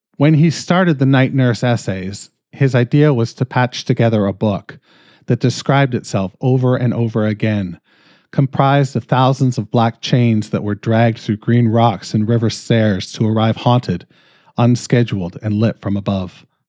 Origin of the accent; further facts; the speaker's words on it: Canada; I'm fucking Canadian